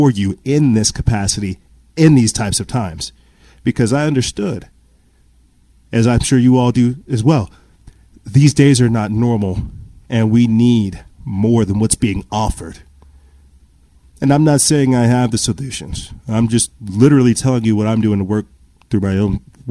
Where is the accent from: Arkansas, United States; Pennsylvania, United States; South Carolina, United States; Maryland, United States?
South Carolina, United States; I'm from South Carolina